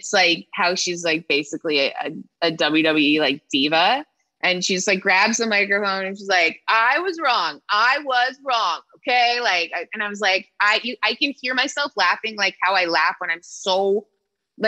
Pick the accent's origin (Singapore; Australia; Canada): Canada; Toronto, Ontario; moved away; also born or lived in Regina, Saskatchewan; I'm from Toronto